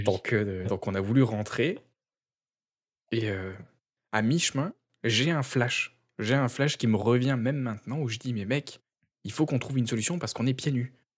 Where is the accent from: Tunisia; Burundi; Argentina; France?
France; south of France; now in Quebec, Canada; en tant que sudiste